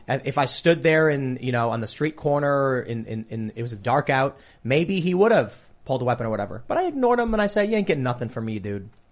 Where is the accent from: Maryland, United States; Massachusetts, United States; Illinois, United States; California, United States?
Illinois, United States; Chicago; growing up in Chicago